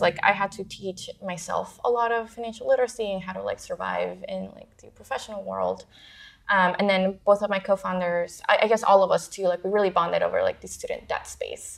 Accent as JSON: {"language": "English", "town": "Houston", "region": "Texas", "country": "United States", "tie": "born or raised there", "also_born_or_lived": "Parral, Chihuahua, Mexico / Ciudad Juárez, Chihuahua, Mexico", "moved": "as an adult", "lives_now": "San Francisco, United States", "said": "I was born in uh, Parral, Chihuahua, um, and grew up in Juarez. So I think part of me has always, you know, I, I, was like a border. I grew up around the border, so the United States was always really close to mm-hmm. me. Um, and then my family moved to the United States to Houston, Texas, when I was nine"}